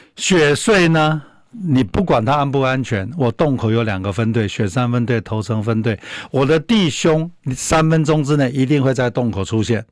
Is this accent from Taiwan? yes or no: yes; Taiwan; 那我们台湾人